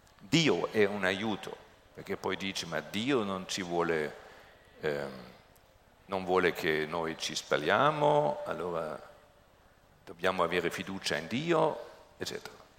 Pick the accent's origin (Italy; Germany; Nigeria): Germany; Italian is a second language